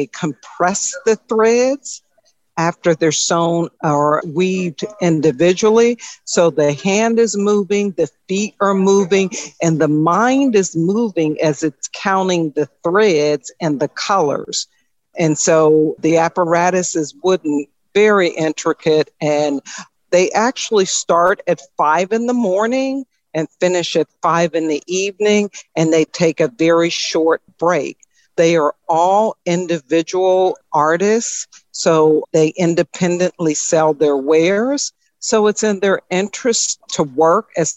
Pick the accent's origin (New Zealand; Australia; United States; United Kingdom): United States; Chicago, Illinois; Chicago, Illinois